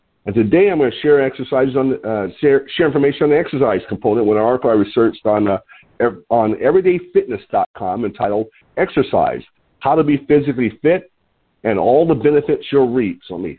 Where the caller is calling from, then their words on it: Lompoc, California, United States; I'm calling in from Lompoc, California, which sits 54 miles north of Santa Barbara on California's beautiful central coast.